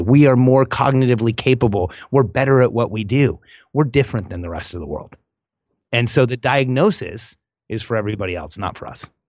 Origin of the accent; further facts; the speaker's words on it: Southern California, United States; also born or lived in Mexico; grew up in Southern California